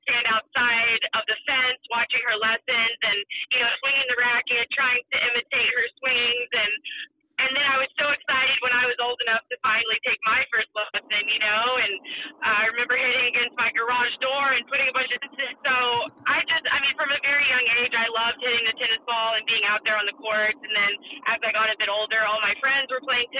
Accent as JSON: {"language": "English", "town": "Mount Pleasant", "region": "South Carolina", "country": "United States", "tie": "born or raised there", "moved": "yes", "lives_now": "Florida, United States"}